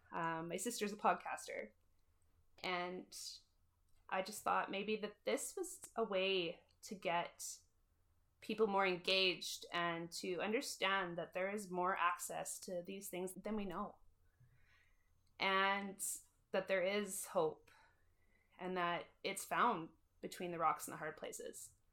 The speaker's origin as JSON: {"language": "English", "town": "Moose Jaw", "region": "Saskatchewan", "country": "Canada", "tie": "born or raised there", "said": "born and raised in Moose Jaw"}